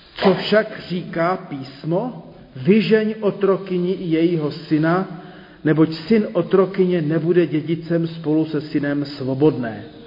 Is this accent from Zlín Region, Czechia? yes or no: yes; Zlín, Zlín Region, Czechia; also born or lived in Brno; jako dítě ještě ve Zlíně